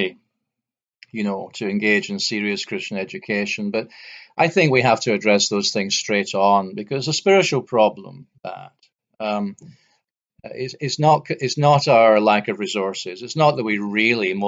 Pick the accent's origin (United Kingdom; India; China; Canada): United Kingdom; near Glasgow, Scotland; I grew up near Glasgow